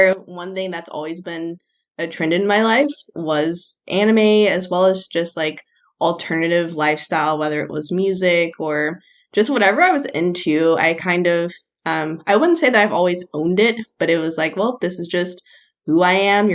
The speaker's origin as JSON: {"language": "English", "country": "United States", "tie": "born or raised there", "said": "growing up in America"}